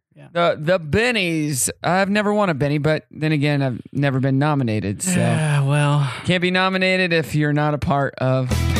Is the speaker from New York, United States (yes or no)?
no; McDonald County, Missouri, United States; now in Northwest Arkansas, United States; I was born and raised in, well, not born, but raised in McDonald County, just south.